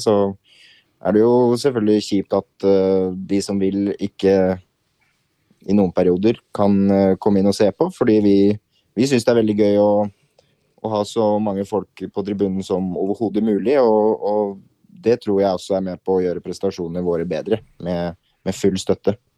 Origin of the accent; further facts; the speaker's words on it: Larvik, Vestfold, Norway; moved away as an adult; now in Moss, Norway; Jeg er fra Larvik